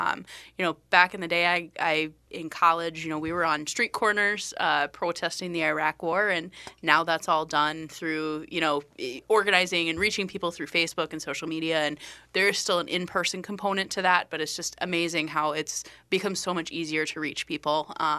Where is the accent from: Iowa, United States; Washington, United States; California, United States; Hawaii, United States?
Iowa, United States; now in Minnesota, United States; I born and raised in Iowa, moved to Minnesota actually to work in politics and have kind of done a variety of different jobs in that aspect.